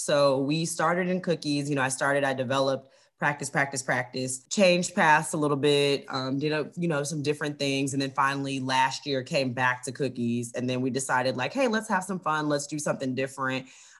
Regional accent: the South, United States; now in Cincinnati, United States; I'm from the South, so everybody eats mac and cheese. That's what we grew up on.

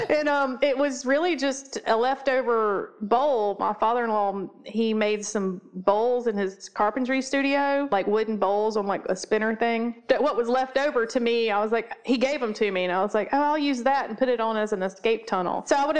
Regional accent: the South, United States; Yeah, we're pretty Southern.

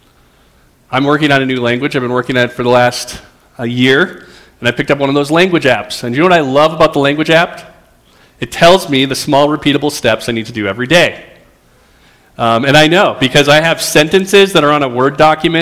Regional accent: Roseville, Minnesota, United States; I grew up in Roseville, and so it feels a little bit like being home to be here

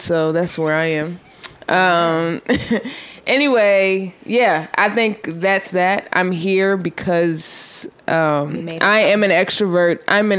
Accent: Baltimore, Maryland, United States; I'm from Baltimore.

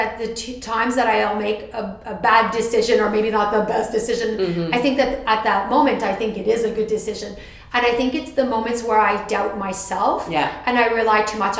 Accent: Canada; So I'm the Canadian

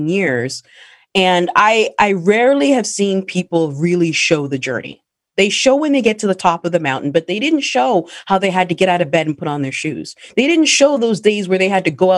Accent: Canada; as a Black woman, especially growing up in Canada

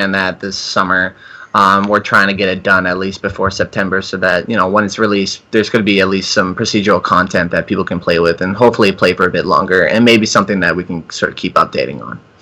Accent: Canada; I'm Canadian

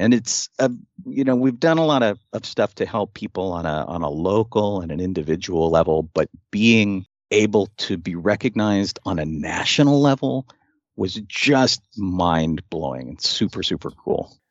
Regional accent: Pittsburgh, Pennsylvania, United States; I'm from Pittsburgh and not, you know, the U K.

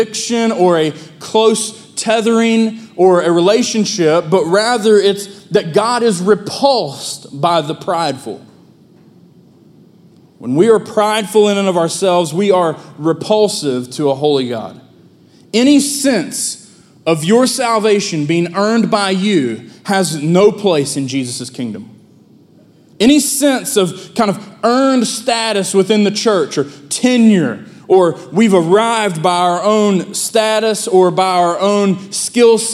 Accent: Hamlin, West Virginia, United States; moved away as an adult; now in Milton, United States; there is no more glorious Independence Day celebration than the parade in my hometown.

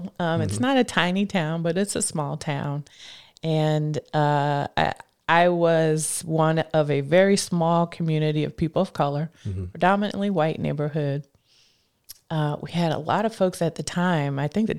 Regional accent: Scranton, Pennsylvania, United States; now in Washington, D.C., United States; I am a girl from Scranton, Pennsylvania, who grew up there, raised, born and raised, and then moved here to the D.C. area to go to college at Howard University at first.

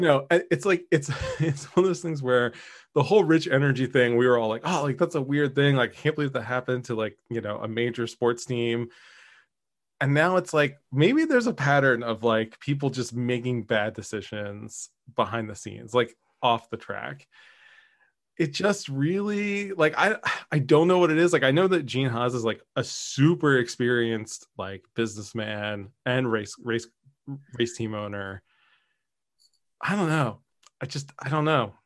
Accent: Philadelphia, Pennsylvania, United States; growing up in Philly

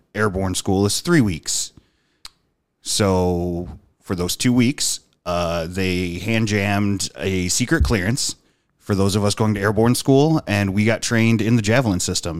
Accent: Dunkirk, New York, United States; born or raised there

